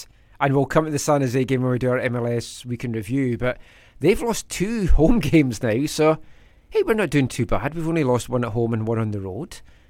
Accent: Scotland, United Kingdom; moved away; I'm Scottish.

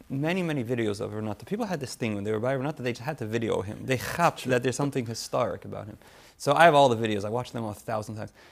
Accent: Memphis, Tennessee, United States; We grew up in Memphis.

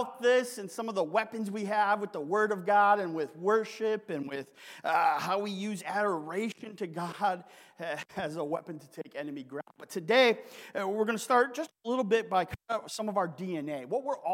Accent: Sault Ste. Marie, Michigan, United States; moved away; also born or lived in Eastern Kentucky / Burke, Virginia; the Sioux Locks, which are in my hometown

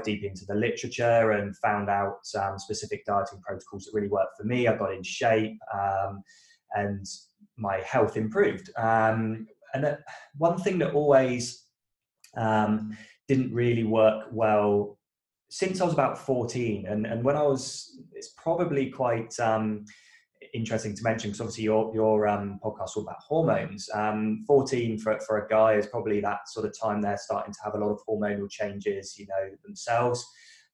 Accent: United Kingdom; moved away as an adult; now in Australia; I am a British guy that moved to Australia about a decade ago.

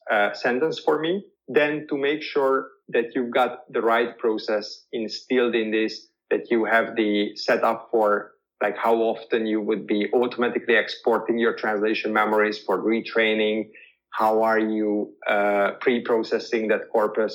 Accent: Hungary; first language Hungarian; English is a second language; my mother tongue is Hungarian. And I do speak Spanish, I do speak German, I do speak English, but I'm not speaking it to the same extent as a native speaker

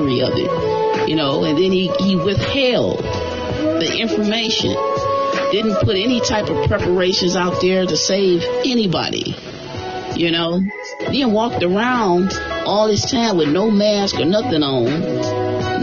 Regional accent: United States; I'm an American. You know what I'm saying? That's my bloodline, my heritage. I'm an American.

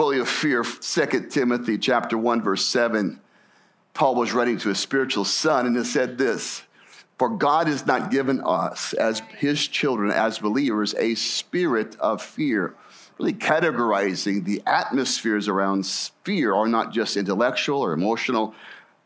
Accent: Scottsdale, Arizona, United States; I grew up in the Phoenix area and grew up in Scottsdale as a boy

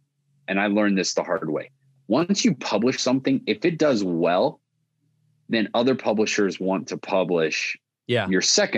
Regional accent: Italy; So what happened was when I grew up in Italy, we have one television station that was in English and my stepdad would watch.

